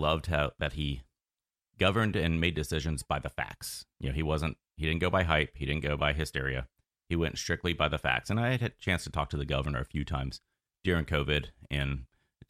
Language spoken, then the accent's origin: English; Sanford, Florida, United States; growing up in Seminole County